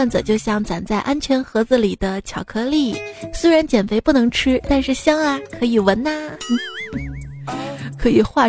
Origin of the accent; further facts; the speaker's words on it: Shaanxi, China; 兵马俑不是我们这儿的吗？我说我是陕西的